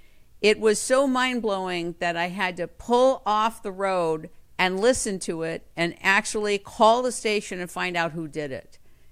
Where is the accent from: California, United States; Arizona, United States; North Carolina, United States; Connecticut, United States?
California, United States; Los Angeles; I'm on Sunset Boulevard in Los Angeles. I grew up in Los Angeles, California.